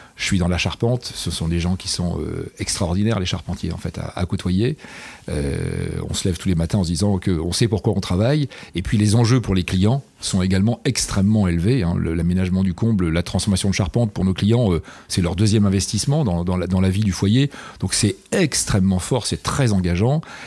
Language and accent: French; Amiens, Hauts-de-France, France; moved away as an adult; now in Rouen, France; je suis né à Amiens, pour tout dire. Euh, je suis picard d'origine. Je suis arrivé ici, j'avais 20 ans, en 1986.